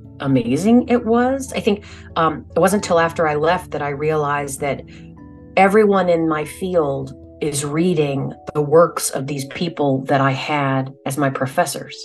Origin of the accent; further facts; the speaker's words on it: New Hampshire, United States; I grew up in New Hampshire